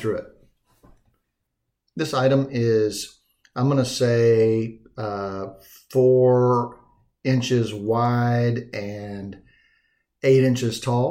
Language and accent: English; Dallas, Texas, United States; moved away; also born or lived in Montana; I grew up in Texas and in the Dallas area